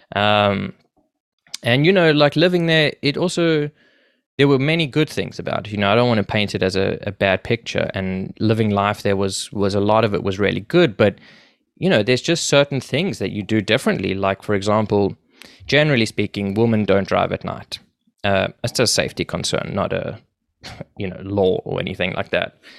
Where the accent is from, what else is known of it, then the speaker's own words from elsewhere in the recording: Johannesburg, Gauteng, South Africa; moved away as an adult; now in Toronto, Canada; I grew up in South Africa, in Johannesburg